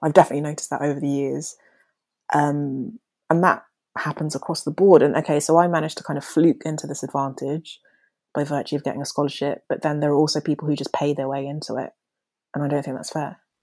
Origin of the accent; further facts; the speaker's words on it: London, United Kingdom; accent: posh; also born or lived in Nigeria; I was born in Nigeria, but my family moved to London, to South London, when I was five years old